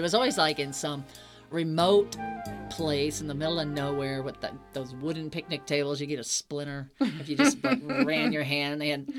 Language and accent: English; Midwest, United States; we're from the Midwest.